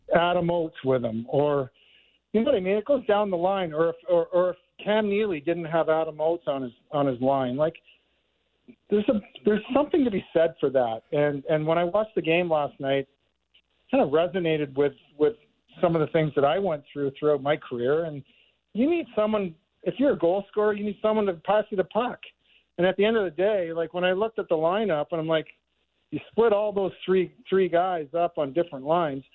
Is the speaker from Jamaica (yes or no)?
no; Markham, Ontario, Canada; being a Toronto guy, I grew up in Markham